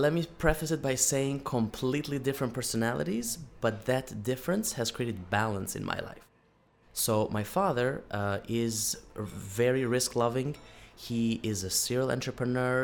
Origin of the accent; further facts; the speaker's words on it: Albania; moved away; my home country of Albania